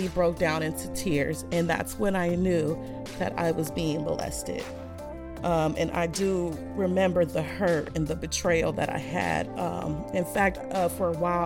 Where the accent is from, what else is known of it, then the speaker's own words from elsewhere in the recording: United States; as an American citizen